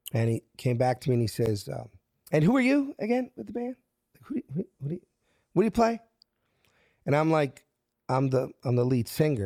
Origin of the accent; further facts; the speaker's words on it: Philadelphia, Pennsylvania, United States; moved away as an adult; I'm from South Philly